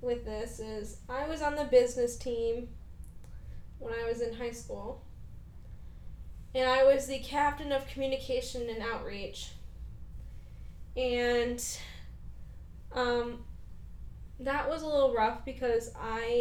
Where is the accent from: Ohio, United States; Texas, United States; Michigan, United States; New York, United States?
Michigan, United States; the Midwest; we are from the Midwest